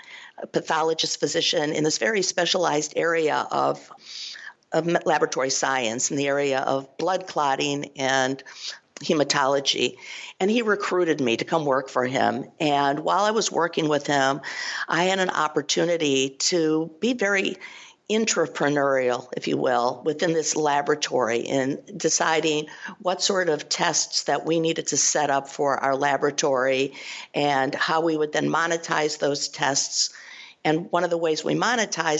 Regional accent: Cleveland, Ohio, United States; I'm originally from Cleveland, Ohio

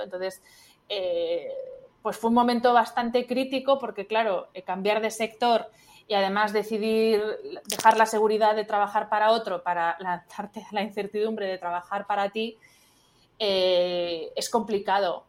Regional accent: Spain; soy de España

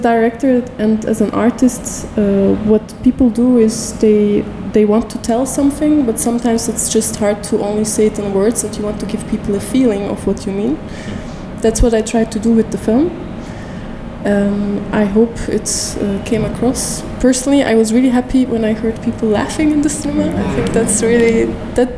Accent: Istanbul, Turkey; moved away as an adult; now in Belgium; So I'm originally from Istanbul, and since about more than 6 years I'm living in Belgium now

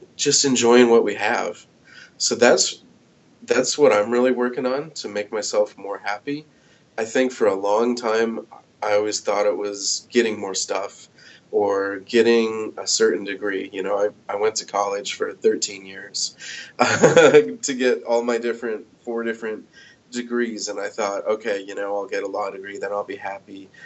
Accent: United States; now in Iowa City, United States; grew up in my hometown in the Quad Cities

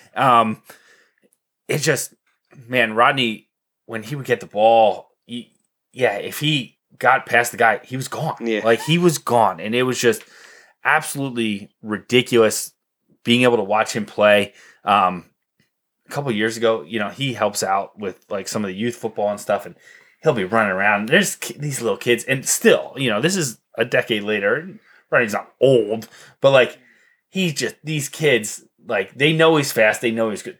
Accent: Columbia, Pennsylvania, United States; I grew up in Columbia. There's 2,000 people

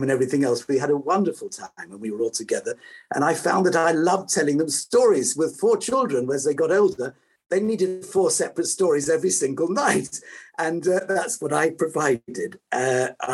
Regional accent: London, United Kingdom; I was born in London

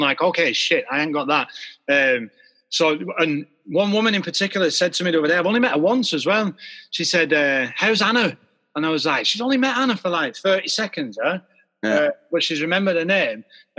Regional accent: Wardour Village, England, United Kingdom; I come from Wardour Village, yeah, and it's like a maybe a little bit of farming village or whatever, you know, right at the foot of the Pennine.

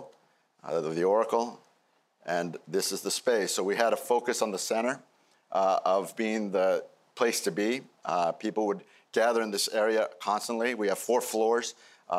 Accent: Peru; moved away; my home country, Peru.

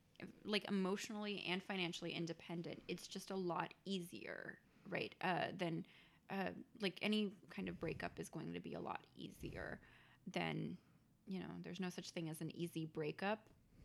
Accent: India; I mean, I'm, you know, I'm Indian, so I come from a community of like where people arbitrarily get married because that's the thing

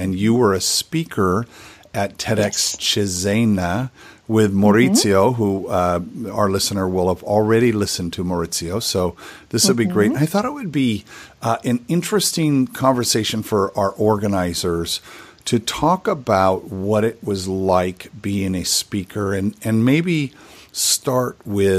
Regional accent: Santa Barbara, California, United States; I'm talking to someone in my hometown here of Santa Barbara, California.

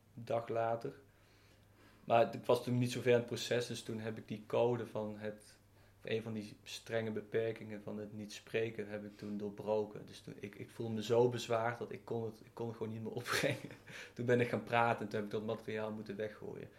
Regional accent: near Eindhoven, North Brabant, Netherlands; in de buurt van Eindhoven, waar ik ben opgegroeid

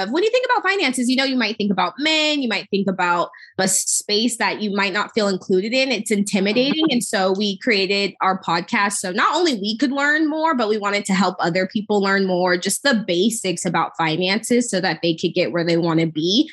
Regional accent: Denver, Colorado, United States; I'm originally from Denver, Colorado.

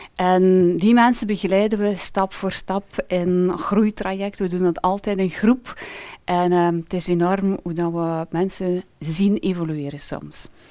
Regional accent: Ypres, Flanders, Belgium; ik heb altijd eh, gewoond, ben geboren en getogen in Yper

